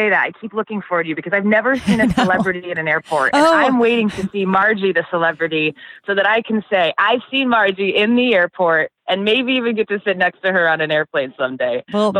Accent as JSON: {"language": "English", "town": "Carlisle", "region": "Iowa", "country": "United States", "tie": "born or raised there", "said": "I grew up in Carlisle, Iowa, born and raised."}